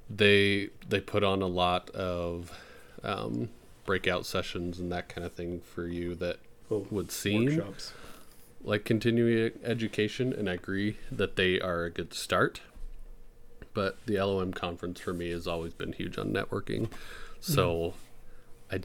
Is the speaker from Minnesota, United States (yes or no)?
yes; Minnesota, United States; moved away; it's going to be in my home state